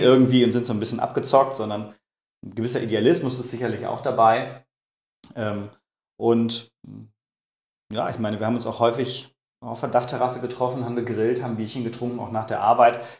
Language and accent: German; Münster, North Rhine-Westphalia, Germany; moved away; Ich komme gebürtig aus Münster